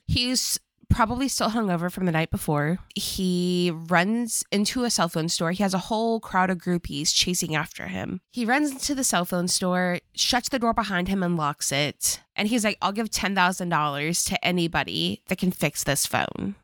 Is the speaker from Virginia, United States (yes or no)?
yes; Virginia, United States; accent: country bumpkin; moved away; when I go back home to Virginia